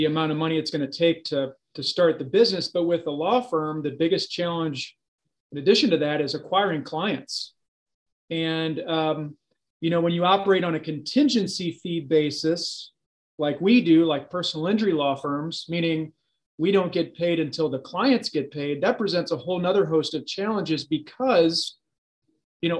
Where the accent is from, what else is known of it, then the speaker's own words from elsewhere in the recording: St. Louis, Missouri, United States; So I grew up here in St. Louis, grew up specifically in Baldwin. Homegrown here and educated here in St. Louis as well